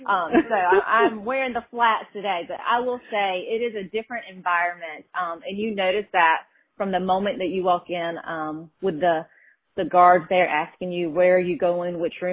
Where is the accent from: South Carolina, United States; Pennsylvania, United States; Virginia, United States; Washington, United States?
South Carolina, United States; Woodruff; I'm from Woodruff, which you all know, Scott has, that's his stomping grounds as well.